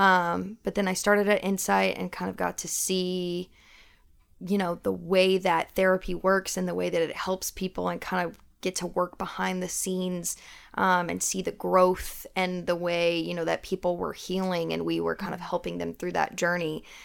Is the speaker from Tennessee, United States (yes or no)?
yes; Knoxville, Tennessee, United States; moved away as an adult; now in Nashville, United States; I am originally from Knoxville, Tennessee.